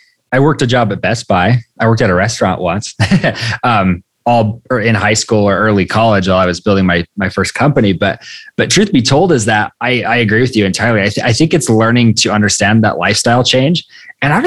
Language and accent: English; Idaho, United States; I was born in Idaho